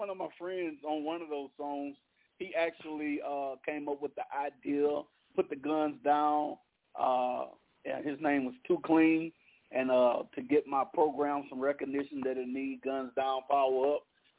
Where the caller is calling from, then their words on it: Opelousas, Louisiana, United States; Calling in from Opelousas, Louisiana.